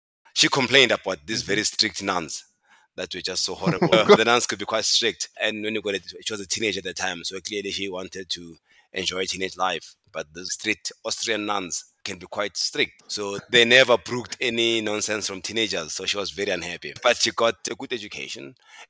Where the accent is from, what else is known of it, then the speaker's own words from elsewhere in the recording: Germiston, Gauteng, South Africa; I'm from the Jersey part of Johannesburg. The East Rand, it's a huge industrial area. There's a township there where I was born in a town called Germiston. The township is called Katlehong.